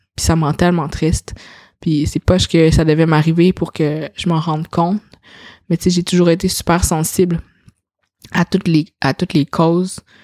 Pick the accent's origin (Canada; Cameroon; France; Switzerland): Canada; Quebec City, Quebec; also born or lived in China; j'ai été élevée dans une famille caucasienne, j'ai été j'ai habité toute ma vie euh, à Sillery quand j'étais jeune, à Québec